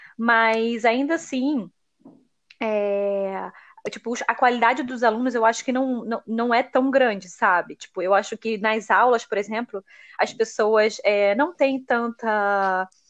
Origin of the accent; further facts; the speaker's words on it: Brazil; moved away as an adult; Você é brasileira? Aí eu, sou